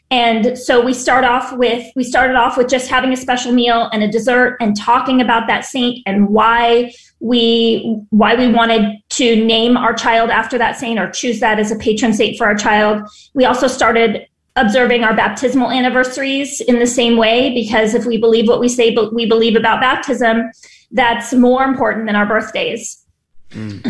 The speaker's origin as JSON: {"language": "English", "town": "San Diego", "region": "California", "country": "United States", "also_born_or_lived": "Chicago", "moved": "as an adult", "lives_now": "Los Angeles, United States", "said": "I'm from San Diego and live in Los Angeles now"}